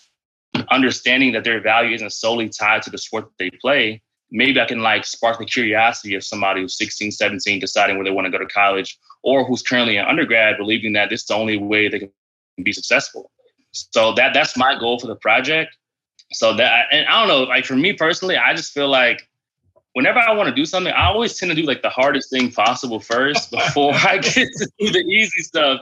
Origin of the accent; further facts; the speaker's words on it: Orlando, Florida, United States; moved away as an adult; now in Washington, D.C., United States; I'm from Orlando, Florida. So like, actually, like I'm saying, grew up like right down the street from Disney.